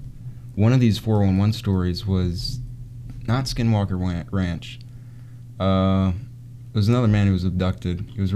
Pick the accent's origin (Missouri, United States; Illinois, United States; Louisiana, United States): Louisiana, United States; Ponchatoula; I come from Ponchatoula, Louisiana. I love Ponchatoula.